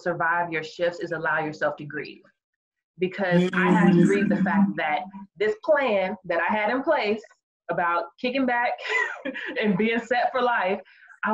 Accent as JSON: {"language": "English", "town": "Austin", "region": "Texas", "country": "United States", "moved": "as an adult", "lives_now": "Houston, United States", "said": "I'm originally from Austin"}